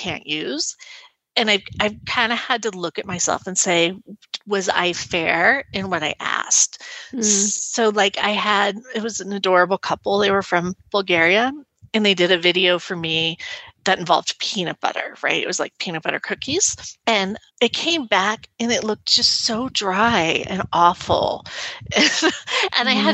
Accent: United States; I'm the American

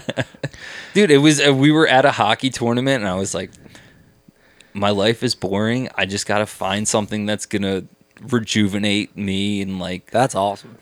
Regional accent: Abington, Pennsylvania, United States; I grew up in Abington. It's a it's a nice little suburb outside Philly.

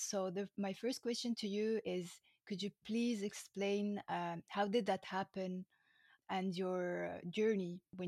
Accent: France; born there; also born or lived in Egypt; When I remember my childhood, I was born in France, okay? And I moved to Egypt to start education, etc. And then I moved to France and I came back to Egypt.

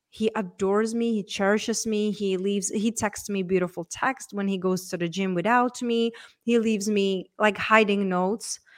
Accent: Czechia; moved away; So, I was raised and born in Czech Republic.

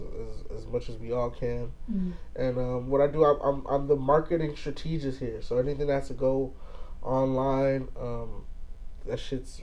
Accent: Los Angeles, California, United States; I grew up in South Central LA. Grew up on Hoover Street.

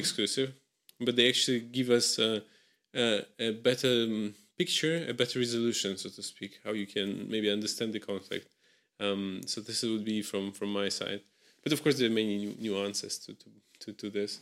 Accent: Russia; I come from Russia.

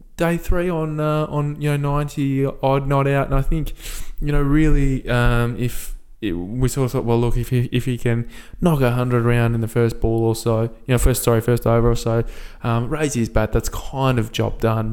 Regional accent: Perth, Western Australia, Australia; my hometown team, of course, the Perth Scorchers

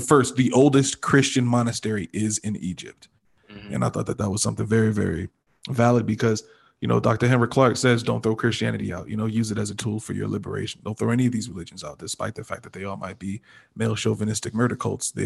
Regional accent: Nigeria; as a Nigerian person

